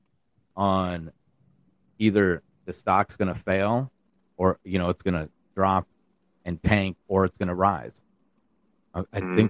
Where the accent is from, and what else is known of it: United States